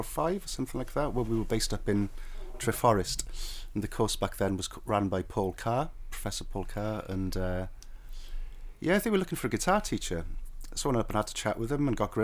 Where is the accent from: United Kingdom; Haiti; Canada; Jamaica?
United Kingdom; Cardiff, Wales; moved away; I've always considered myself a Cardiff boy